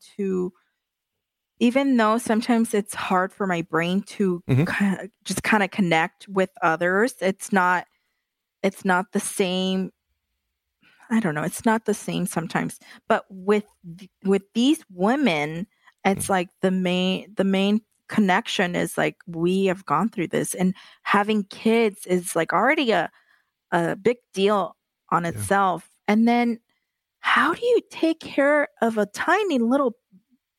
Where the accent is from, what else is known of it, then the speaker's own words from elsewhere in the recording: El Paso, Texas, United States; I'm from El Paso, Texas